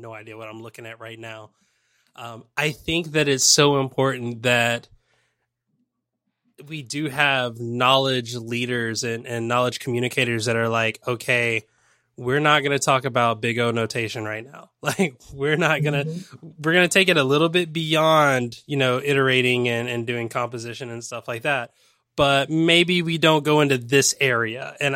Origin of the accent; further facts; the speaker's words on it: the South, United States; I'm from the South